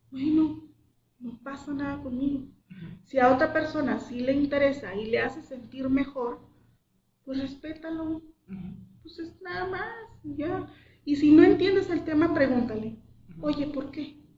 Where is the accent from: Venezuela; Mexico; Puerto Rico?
Mexico; lo único general que tenemos todos es que somos mexicanos.